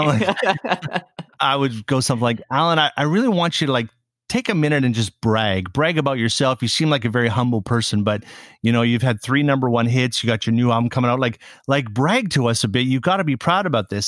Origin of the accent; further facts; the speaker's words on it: Saskatoon, Saskatchewan, Canada; moved away as an adult; now in Montreal, Canada; When I finished high school in my hometown of Saskatoon, Saskatchewan